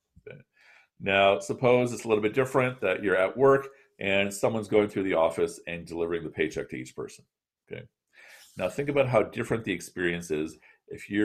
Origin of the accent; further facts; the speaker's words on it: Chicago, Illinois, United States; I'm from Chicago